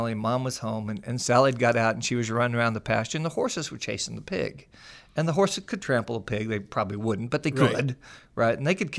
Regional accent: Missouri, United States; you know that I grew up in the Midwest, a little town outside of Springfield, Missouri, a little dairy community.

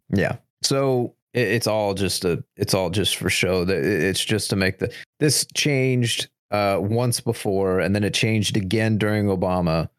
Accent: United States; just the average American

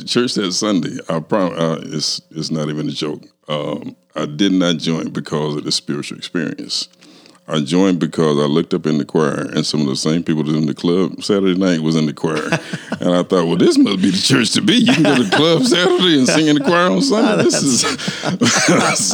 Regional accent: Kansas City, Missouri, United States; I was born and raised right here in Kansas City

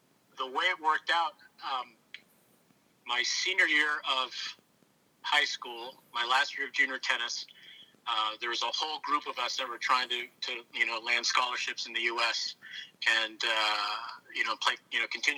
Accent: Oakville, Ontario, Canada; also born or lived in Toronto; and moved to Oakville, which is where my parents still live. It's about 45 minutes west of Toronto. I lived there probably from the age of two on

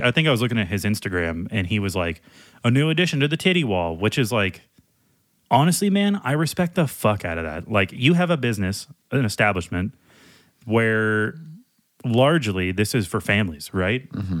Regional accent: Louisiana, United States; We're from Louisiana.

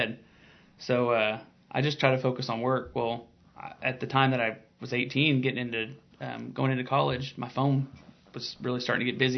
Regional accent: Piedmont, Oklahoma, United States; born and raised here. My grandpa still lives here. He lives 5 miles from where we're sitting right now, and you know, I was born and raised in Piedmont. My dad was born and raised out there.

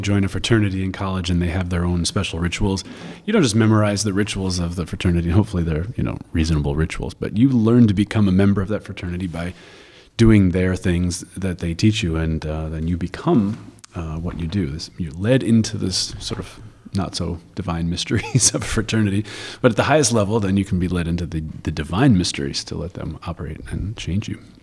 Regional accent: New York, United States; I'm from New York, that's how we talk

